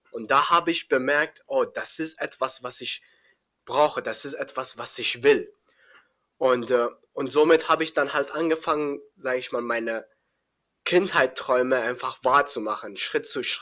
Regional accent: Afghanistan; also born or lived in Iran; now in Germany; Also ich komme aus äh, Afghanistan, aber äh, ich bin in Iran geboren und äh, das Problem, warum ich hier, sage ich mal, nach Deutschland gekommen bin, wir dürfen nicht in Iran leben, also wir Afghaner dürfen da nicht leben

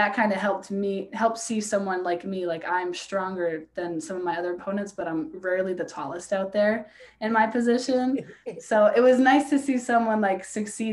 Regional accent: Albany, New York, United States; moved away as an adult; now in Vermont, United States; I'm from Albany, the Colony area

